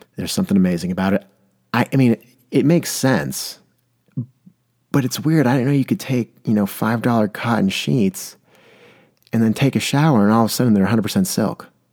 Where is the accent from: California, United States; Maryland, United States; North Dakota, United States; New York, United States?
California, United States; San Diego; now in Portland, United States; I come from San Diego, California, where we really had to save water. I live in Portland, Oregon now